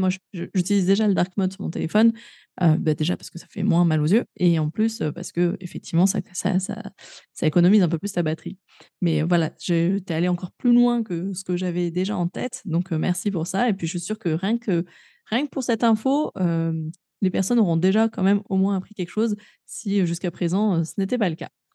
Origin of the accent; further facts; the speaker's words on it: Grenoble, Auvergne-Rhône-Alpes, France; moved away; je suis native de Grenoble, hein, ville verte